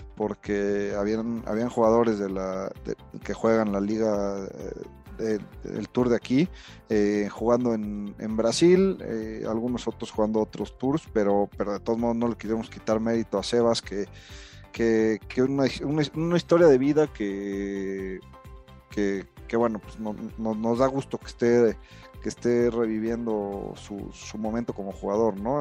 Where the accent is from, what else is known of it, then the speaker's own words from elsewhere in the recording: Mexico; Como buenos mexicanos